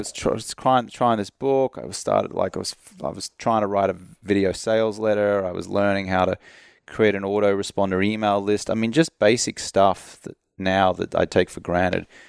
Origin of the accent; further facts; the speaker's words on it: Australia; moved away as an adult; also born or lived in London; now in United States; I'm from Australia, but when I moved over to the U S in two thousand three